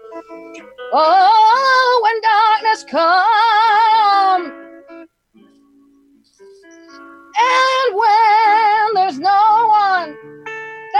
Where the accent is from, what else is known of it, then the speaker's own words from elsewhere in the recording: Laredo, Texas, United States; growing up in the 70s, a big lesbian in Laredo, Texas